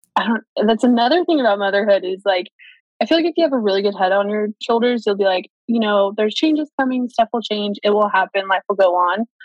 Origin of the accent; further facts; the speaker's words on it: Kingsburg, California, United States; now in Fresno, United States; I grew up in a little tiny town called Kingsburg, California, so just 30 minutes down the road